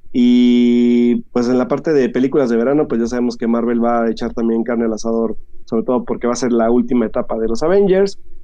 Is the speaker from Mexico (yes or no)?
yes; Mexico; nosotros que somos mexicanos